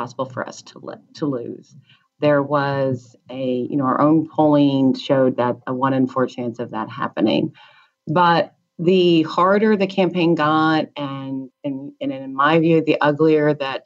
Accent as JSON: {"language": "English", "country": "United States", "said": "being the American president is the great achievement that can happen in my country"}